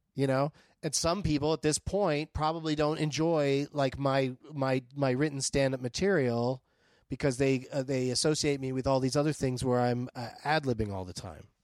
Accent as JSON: {"language": "English", "town": "San Diego", "region": "California", "country": "United States", "tie": "born or raised there", "said": "I grew up in San Diego"}